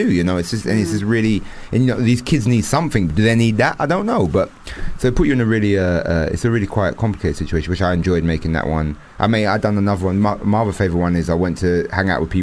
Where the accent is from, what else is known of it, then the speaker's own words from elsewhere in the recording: London, United Kingdom; I'm born and raised in London